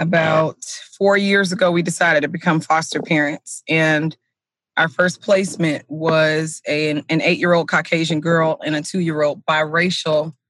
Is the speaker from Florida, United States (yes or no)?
yes; South Florida, United States; moved away as an adult; now in Sumner County, Tennessee, United States; we are originally from South Florida, which is extremely diverse in comparison to Tennessee